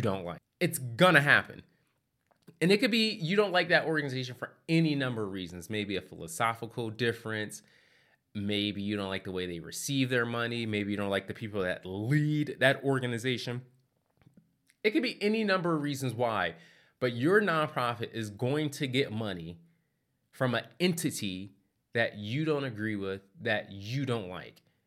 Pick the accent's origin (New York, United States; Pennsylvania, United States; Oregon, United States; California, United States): Pennsylvania, United States; Philadelphia; moved away as an adult; also born or lived in Asheville, North Carolina; I, I grew up in Philadelphia